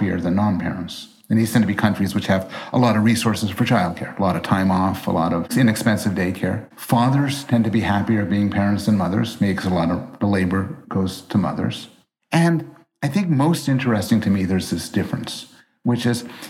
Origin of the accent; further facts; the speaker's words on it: Montreal, Quebec, Canada; I was raised in Montreal, and I took French all the time for hours, and I am horrible at it.